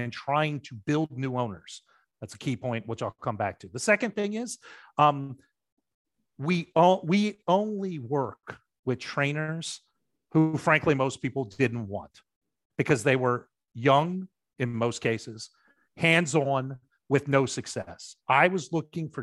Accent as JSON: {"language": "English", "town": "Baltimore", "region": "Maryland", "country": "United States", "tie": "born or raised there", "said": "I grew up in Baltimore."}